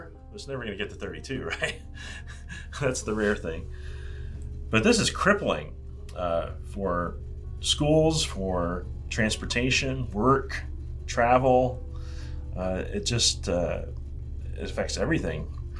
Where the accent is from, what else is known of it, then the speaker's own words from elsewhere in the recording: Memphis, Tennessee, United States; my hometown, Memphis, Tennessee